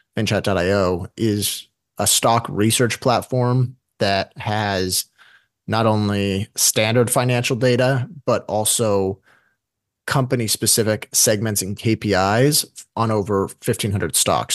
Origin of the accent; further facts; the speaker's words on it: United States; as an American